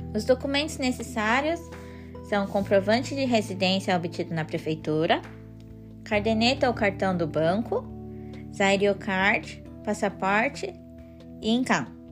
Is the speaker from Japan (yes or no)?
yes; Japan; Portuguese is a second language; Cresci aqui no Japão